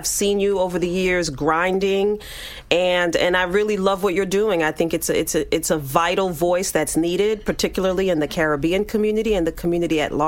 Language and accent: English; New York City, New York, United States; I grew up in East Flatbush, the East Flatbush section of Brooklyn